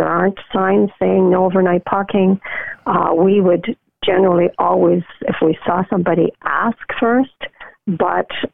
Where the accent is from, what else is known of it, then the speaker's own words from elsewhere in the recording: Canada; Being Canadian